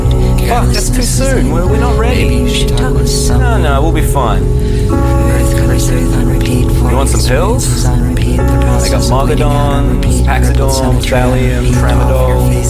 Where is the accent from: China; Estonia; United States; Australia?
Australia; Tasmania; I grew up very poor in Tasmania. I've only recently really gotten a computer, so everything's made direct to paper.